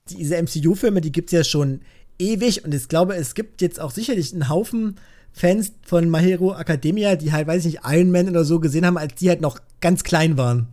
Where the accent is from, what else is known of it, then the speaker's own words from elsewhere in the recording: Germany; bei uns in Deutschland